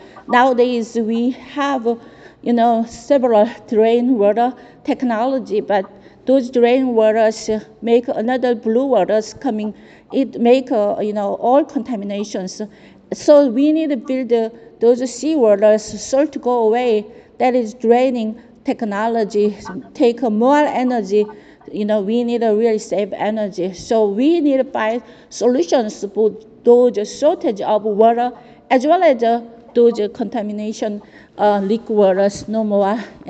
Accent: Andong, North Gyeongsang, South Korea; now in California, United States; Especially I am grew up in very richest my village in Andong, and you know in Andong had two dams, Ima dams and Andong dams.

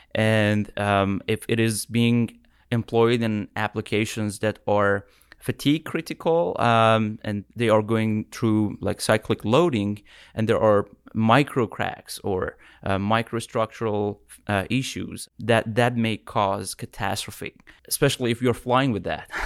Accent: Tehran, Tehran Province, Iran; moved away as an adult; now in United States; I'm from Iran. Uh, I came to U S twenty seventeen for my P H D

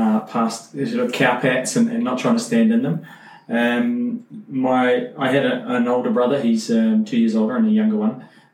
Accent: Temuka, Canterbury, New Zealand; also born or lived in Timaru, New Zealand; I'm from New Zealand, grew up in a place called Timaru, which is in the South Island. And then sort of round about when I was probably about eight, moved to a small rural town called Temuka. It has a population of about 3,500.

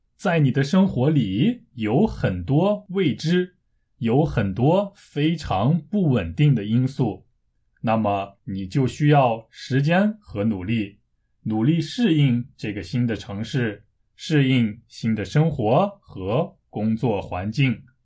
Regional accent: China; moved away as an adult; now in South Korea; 虽然我是中国人，但是我一直住在韩国，从十九岁开始到现在已经十多年了

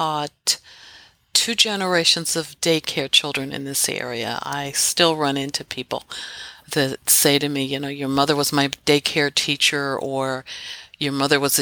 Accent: Philadelphia, Pennsylvania, United States; also born or lived in Washington, D.C. area; I'm actually raised in Philadelphia, born in here in Philadelphia, just outside the city

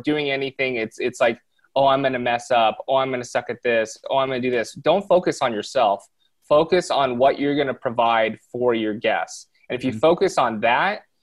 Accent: Southern California, United States; born and raised in Southern California, I still live out here

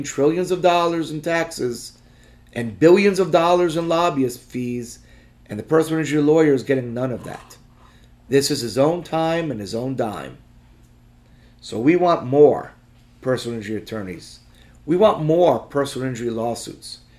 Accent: United States; I'm an American

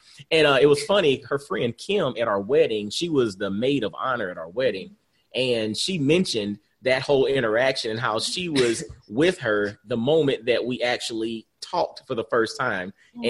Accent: Augusta, Georgia, United States; moved away as an adult; also born or lived in Atlanta, Georgia / Knoxville, Tennessee; And so I'm originally from Augusta, Georgia.

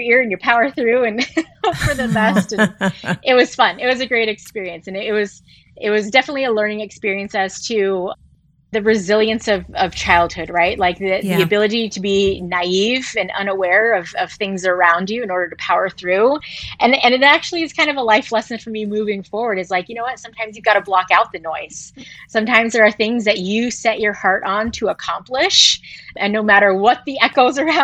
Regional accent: San Mateo, California, United States; moved away as an adult; also born or lived in Oakland, California; I was born and raised in San Mateo

